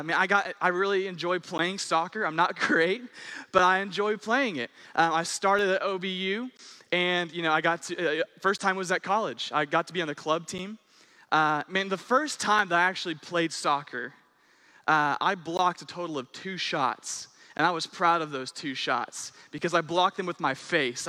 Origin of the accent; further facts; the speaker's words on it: Owasso, Oklahoma, United States; I'm from Owosso